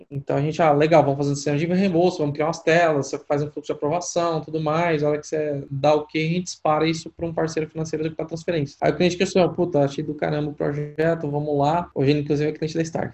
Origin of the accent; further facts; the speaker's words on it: Goiás, Brazil; moved away; Eu sou goiano, eu vim de uma família, cara, simples